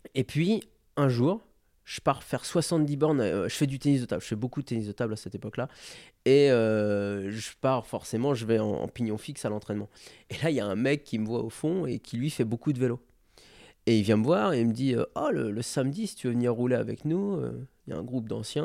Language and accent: French; France; Je suis français